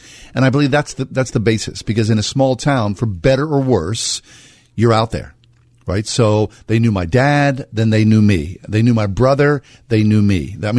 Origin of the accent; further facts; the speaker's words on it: Swissvale, Pennsylvania, United States; also born or lived in Manhattan, New York; I grew up in Swissvale in the late 60s and early 70s, which was a fabulous little community.